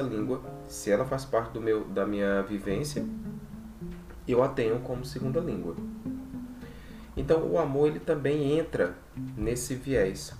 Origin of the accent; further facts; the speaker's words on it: Brazil; first language Portuguese; a nossa língua nativa, enquanto brasileiros, é a língua portuguesa.